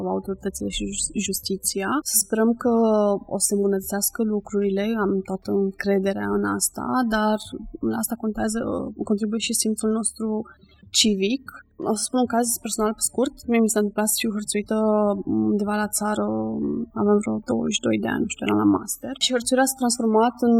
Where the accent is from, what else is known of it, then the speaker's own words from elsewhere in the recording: Bucharest, Romania; eu sunt din București